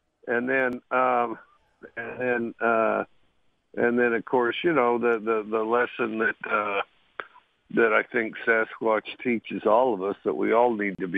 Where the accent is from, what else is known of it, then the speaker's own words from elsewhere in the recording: Cody, Wyoming, United States; moved away; I grew up in Cody, Wyoming.